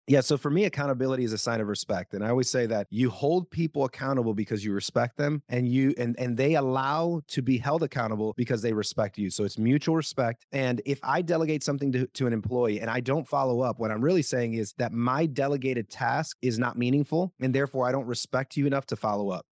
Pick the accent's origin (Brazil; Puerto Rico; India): Puerto Rico; first language Spanish; English is a second language; moved away; Spanish is my first language. I'm from Puerto Rico